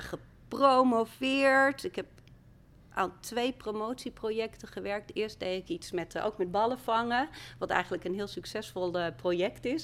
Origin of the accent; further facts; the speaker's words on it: Friesland, Netherlands; moved away as an adult; also born or lived in Amsterdam; Ik kwam uit Friesland